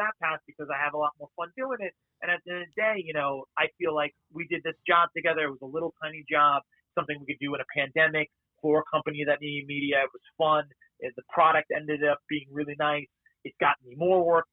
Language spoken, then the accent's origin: English; New York, United States; growing up in New York, you're basically Jewish